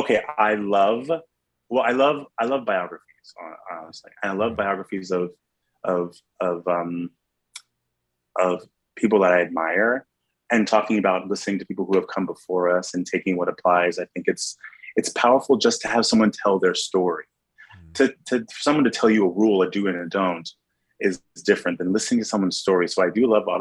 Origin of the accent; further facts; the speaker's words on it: New York City, New York, United States; being a New Yorker who works in Times Square